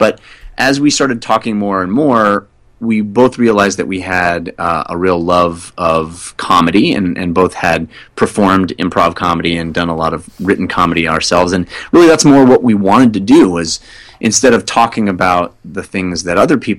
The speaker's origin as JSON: {"language": "English", "region": "California", "country": "United States", "tie": "born or raised there", "said": "Well, I grew up in Northern California where we just said, get on 605, get on get on 90, get on 242. There's no the."}